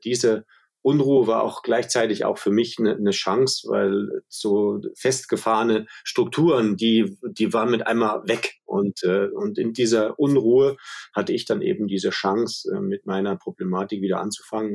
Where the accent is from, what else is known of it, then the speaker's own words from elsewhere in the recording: Schmalkalden, Thuringia, Germany; bei uns in meiner Heimatstadt, wo ich geboren wurde, in Schmalkalden